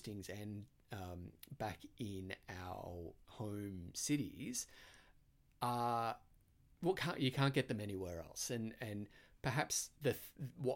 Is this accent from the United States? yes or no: no; Australia; accent: Australian; moved away; I am Australian